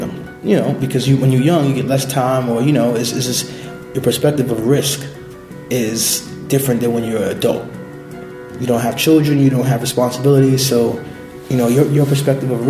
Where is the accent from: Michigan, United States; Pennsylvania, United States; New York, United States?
New York, United States; New York City; So I was born and raised in Brooklyn, in the Bushwick East New York section of Brooklyn